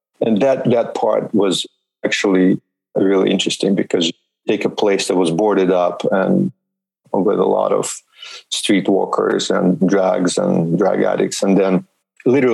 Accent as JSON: {"language": "English", "area": "suburb of Moscow", "region": "Moscow Oblast", "country": "Russia", "tie": "born or raised there", "moved": "as an adult", "lives_now": "United States", "said": "born in Soviet Union in Russia and grew up in a suburb of Moscow in a communal apartment"}